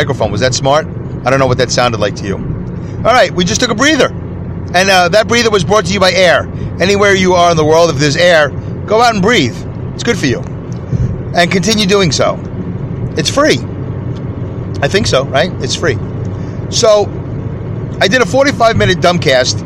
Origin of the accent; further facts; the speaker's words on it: New York City, New York, United States; where I grew up in Brooklyn